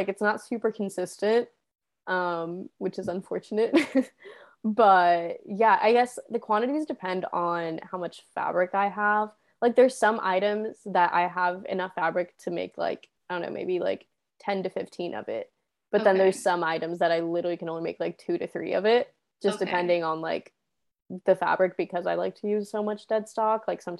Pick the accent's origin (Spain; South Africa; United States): Spain; I bought some when I was in Spain, because my hometown has this little like market, like flea market, every single Wednesday